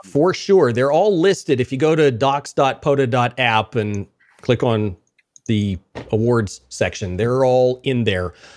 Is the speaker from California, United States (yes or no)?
no; Wichita Falls, Texas, United States; I grew up in Wichita Falls